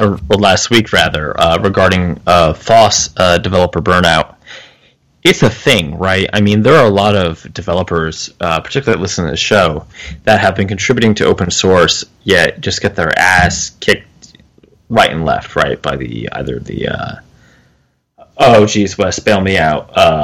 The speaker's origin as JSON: {"language": "English", "region": "New Jersey", "country": "United States", "also_born_or_lived": "the South", "moved": "yes", "said": "Yes, but I'm from New Jersey, so... Now, I've since become a Southern gentleman, a little bit."}